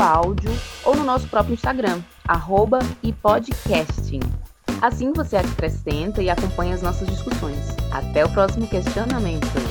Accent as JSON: {"language": "Portuguese", "town": "Fortaleza", "region": "Ceará", "country": "Brazil", "said": "a gente é de Fortaleza, Ceará"}